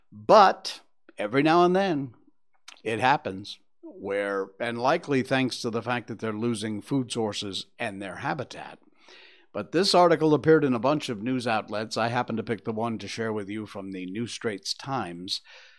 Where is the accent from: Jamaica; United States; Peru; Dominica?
United States; Connecticut; moved away as an adult; I came from Connecticut in the U.S.